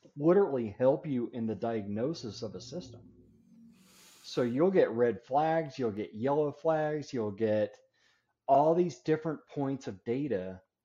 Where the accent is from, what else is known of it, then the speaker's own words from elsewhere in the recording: Denver, Colorado, United States; moved away; also born or lived in Florida; I'm originally from Denver, Colorado area. That's where I live now. Uh, it's where I was actually born and raised